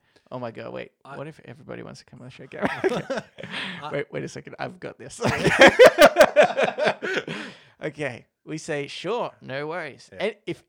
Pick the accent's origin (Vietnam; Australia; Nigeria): Australia